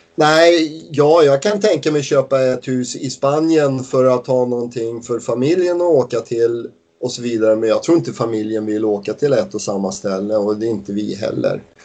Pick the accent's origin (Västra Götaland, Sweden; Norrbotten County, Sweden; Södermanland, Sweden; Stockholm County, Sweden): Stockholm County, Sweden; Stockholm; now in Wigan, United Kingdom; nu kommer vi ju från Stockholm